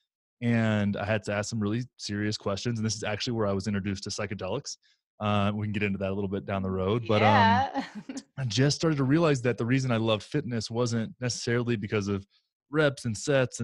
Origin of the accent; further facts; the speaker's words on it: Graham, Texas, United States; in North Texas called Graham, Texas, about 9,000 people. And I grew up there